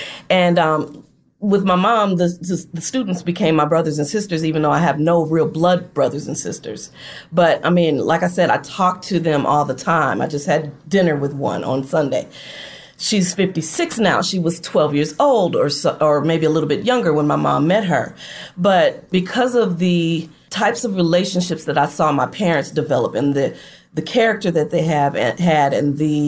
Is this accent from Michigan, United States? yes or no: yes; Flint, Michigan, United States; also born or lived in Detroit; now in Gulfport, United States; My mom and I relocated to Detroit from Flint mm-hmm. in 1990. I am actually living in, believe it or not, Gulfport, Mississippi now.